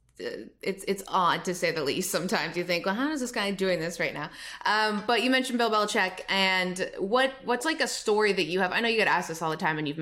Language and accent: English; Canada; as a Canadian hockey player